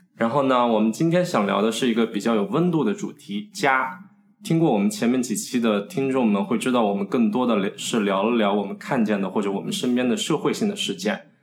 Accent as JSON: {"language": "Chinese", "region": "Hunan", "country": "China", "also_born_or_lived": "Beijing", "moved": "as an adult", "lives_now": "United States", "said": "我是来自湖南的一个，呃，比较小的一个县城"}